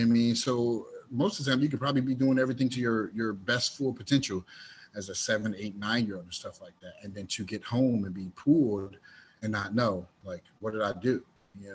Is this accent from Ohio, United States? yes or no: yes; Dayton, Ohio, United States; originally I was raised in Dayton, Ohio